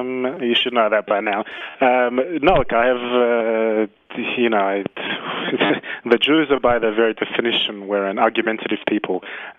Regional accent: Australia; now in Israel; as an Australian who moved to Israel.

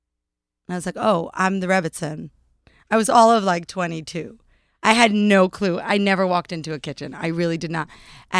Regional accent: Vancouver, British Columbia, Canada; now in New York, United States; In Vancouver, British Columbia.

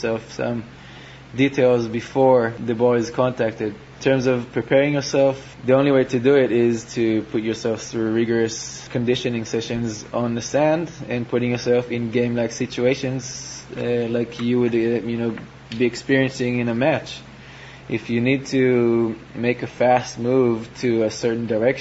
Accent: Israel; a younger player growing up in Israel

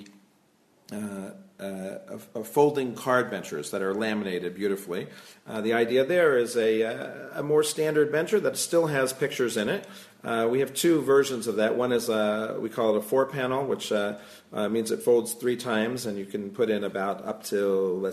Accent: Silver Spring, Maryland, United States; also born or lived in Brookline, Massachusetts; now in Jerusalem, Israel; I'm originally from Silver Spring, Maryland, and I actually made Aliyah from the Boston area. I lived in Brookline for a while

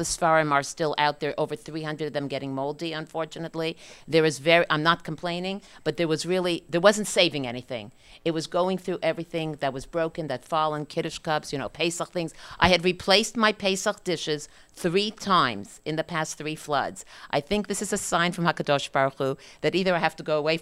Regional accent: Montreal, Quebec, Canada; I'm a Canadian, Montreal, Canada

